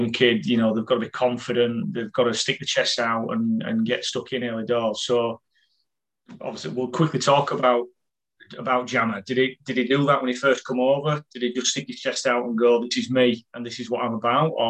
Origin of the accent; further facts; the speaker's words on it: England, United Kingdom; So I'm, for us as as Englishmen, as English people watching, we just think it's just another level.